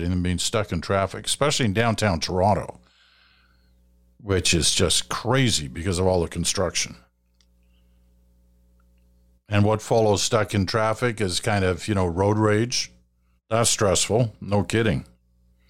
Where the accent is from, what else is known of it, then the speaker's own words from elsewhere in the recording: United Kingdom; now in Canada; I'm a Brit. I was born in Britain.